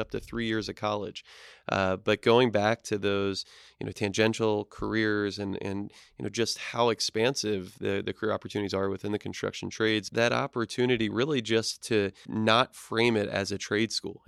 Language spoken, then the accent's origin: English; East Coast, United States; moved away; I'm from the East Coast originally